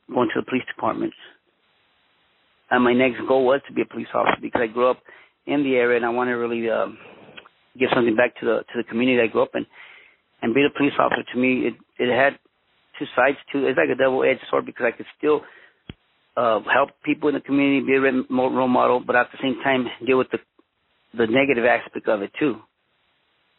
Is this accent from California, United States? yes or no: yes; Los Angeles, California, United States; also born or lived in Mexico / Huntington Park / Boyle Heights; I was born in Mexico, but I was raised in Los Angeles, California. My parents came to the United States when I was 1 year old.